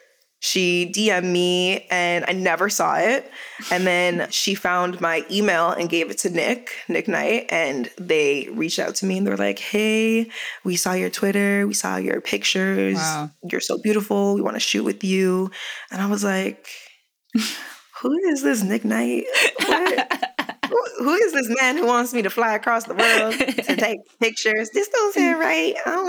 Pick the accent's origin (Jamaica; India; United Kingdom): Jamaica; I was like, no, but I'm Jamaican. So I have rhythm.